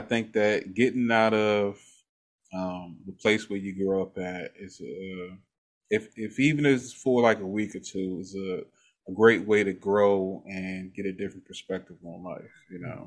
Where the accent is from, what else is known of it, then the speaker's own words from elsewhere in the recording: Maryland, United States; I grew up in Maryland